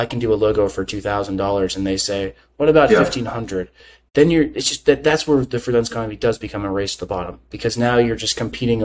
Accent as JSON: {"language": "English", "country": "United States", "said": "I'm American"}